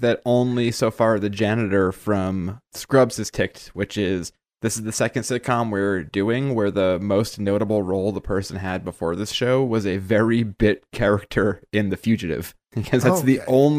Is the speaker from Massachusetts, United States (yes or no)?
yes; Massachusetts, United States; you had mentioned that we're from Massachusetts